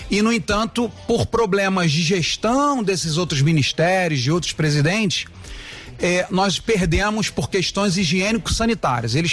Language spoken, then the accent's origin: Portuguese; Rio de Janeiro, Brazil; accent: carioca; moved away as an adult; now in Santa Catarina, Brazil; meu sotaque já me denunciou, né? Você é carioca. Sou né? carioca de nascimento, mas moro em Santa Catarina há mais de 20 anos